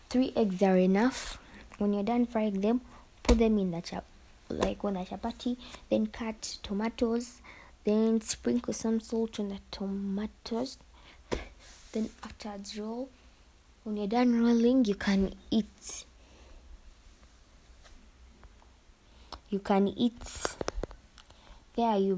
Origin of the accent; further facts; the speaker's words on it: Uganda; I'm from Uganda.